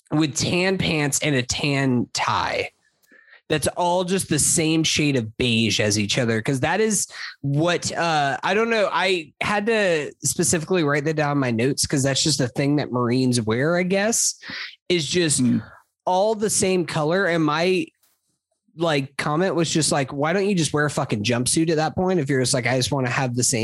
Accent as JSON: {"language": "English", "region": "the South", "country": "United States", "said": "I'm from the South."}